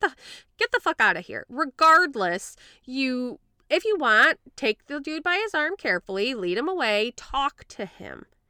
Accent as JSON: {"language": "English", "town": "Grand Rapids", "region": "Michigan", "country": "United States", "tie": "born or raised there", "also_born_or_lived": "Florida", "accent": "Midwestern slash Boston", "said": "I've been in, like, the Grand Rapids area most of my life"}